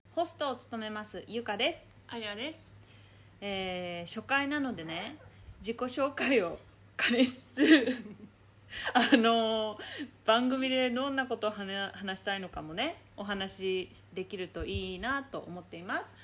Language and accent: Japanese; Chitose, Hokkaido, Japan; moved away as an adult; now in Perth, Australia; 2人とも北海道出身なんですしかもあやさんは札幌私は千歳